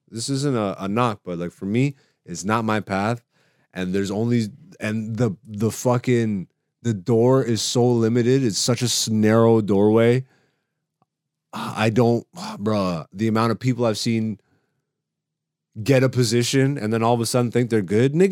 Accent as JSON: {"language": "English", "country": "Greece", "tie": "born there", "said": "I love Ethiopia. I have Ethiopian jokes. I'm, I'm I was born in Greece. I have Greek jokes"}